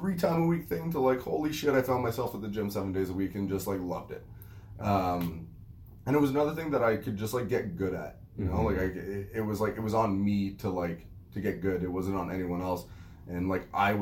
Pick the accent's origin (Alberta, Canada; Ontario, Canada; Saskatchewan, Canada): Ontario, Canada; Ottawa; I grew up in Ottawa, Ontario, in Orleans, actually, where the gym is located